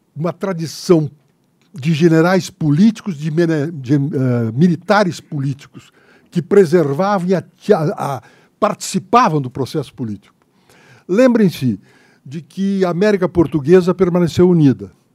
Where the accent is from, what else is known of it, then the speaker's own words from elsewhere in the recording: Santa Maria, Rio Grande do Sul, Brazil; moved away; Eu que vim de Santa Maria da Boca do Monte, Santa Maria é da Boca do Monte